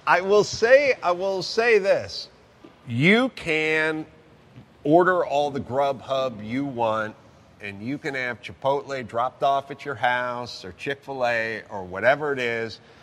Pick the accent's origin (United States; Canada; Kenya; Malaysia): United States; Southern California; I'm from Southern California. We had Baja bugs all over the place